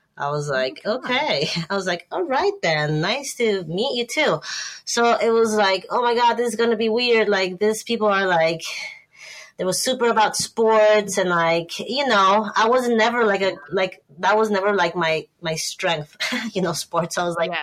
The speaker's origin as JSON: {"language": "English", "country": "Ecuador", "tie": "born or raised there", "also_born_or_lived": "Bay Area, California, United States", "moved": "as an adult", "lives_now": "United States", "said": "I grew up in Ecuador, but I came up to the U.S. for college because my sister lived in the in the Bay Area"}